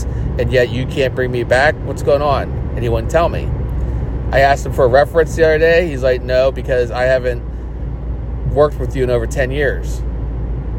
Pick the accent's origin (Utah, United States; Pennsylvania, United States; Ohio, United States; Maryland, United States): Pennsylvania, United States; Pittsburgh; I'm from Pittsburgh, Pennsylvania. Went to Shayside Academy, kindergarten through 12th grade